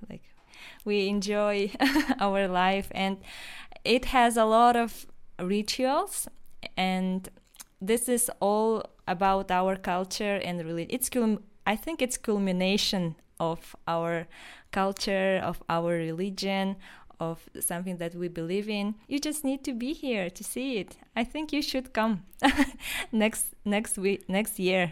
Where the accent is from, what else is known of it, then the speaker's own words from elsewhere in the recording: Yakutia, Sakha Republic, Russia; first language Yakut (Sakha); English is a second language; we we have our own language, which is called Saha, Saha or Yakut language